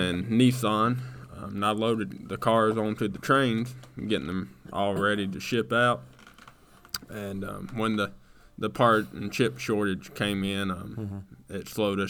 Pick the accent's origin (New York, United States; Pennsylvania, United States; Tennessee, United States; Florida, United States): Tennessee, United States; Chattanooga; moved away as an adult; now in Georgia, United States; So I'm originally from Chattanooga, Tennessee. I grew up there. I lived there for about 20 years. And I recently moved down to Renz, Georgia. It's right down around Augusta, Georgia.